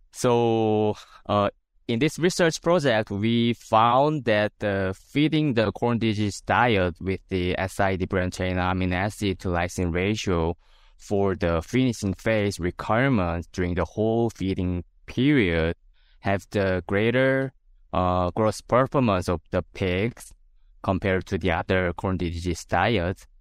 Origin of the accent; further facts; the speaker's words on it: South Korea; moved away as an adult; now in South Dakota, United States; I'm originally from South Korea.